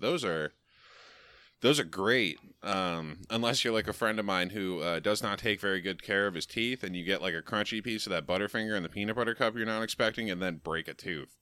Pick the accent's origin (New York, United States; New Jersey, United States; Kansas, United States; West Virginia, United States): New York, United States; the Adirondacks; near my home, as I am from the Adirondacks